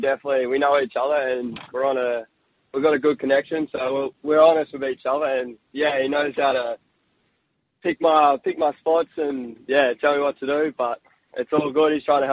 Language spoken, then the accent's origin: English; Brisbane, Queensland, Australia; also born or lived in Sunshine Coast / Perth / Melbourne; coming back to my hometown club